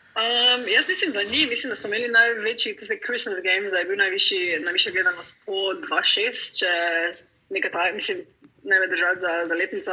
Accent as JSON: {"language": "Slovenian", "town": "Maribor", "region": "Drava", "country": "Slovenia", "also_born_or_lived": "Madrid / London", "moved": "as an adult", "lives_now": "Chicago, United States", "said": "20 let sem iz Maribora"}